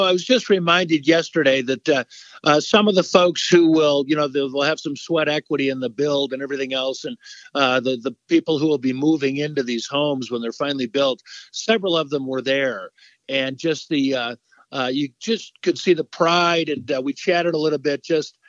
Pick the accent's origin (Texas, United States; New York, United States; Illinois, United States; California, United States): Illinois, United States; Chicago; moved away as an adult; now in Eagle, Colorado, United States; growing up in Chicago